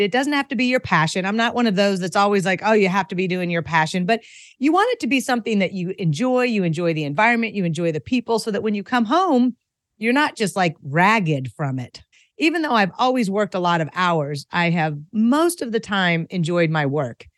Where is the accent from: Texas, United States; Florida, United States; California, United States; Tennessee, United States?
Tennessee, United States; Franklin; also born or lived in Asia; I am a native of Franklin, Tennessee, which is kind of a rare beast. You know, it's a pretty popular place to move right now, but I had the privilege of growing up here